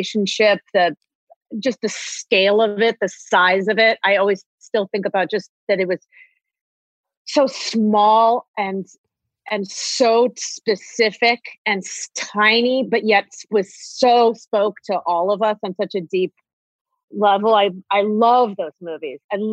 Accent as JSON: {"language": "English", "region": "Ohio", "country": "United States", "said": "I'm from Ohio. Like I grew up doing theater."}